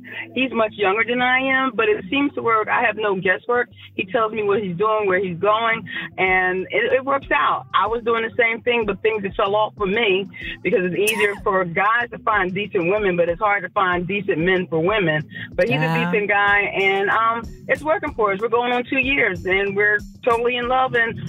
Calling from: Philadelphia, Pennsylvania, United States; Hi, I'm calling in from Philadelphia.

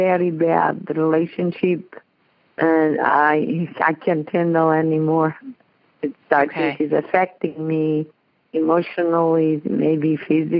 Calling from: New Jersey, United States; I'm calling from New Jersey

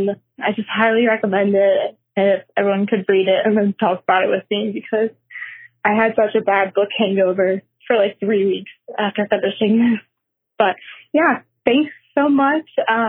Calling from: Los Angeles, California, United States; I'm calling from Los Angeles, California.

